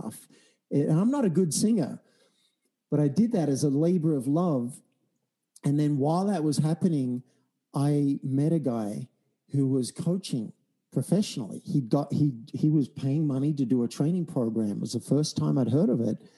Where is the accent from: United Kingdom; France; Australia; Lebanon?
Australia; I'm an Australian from a country town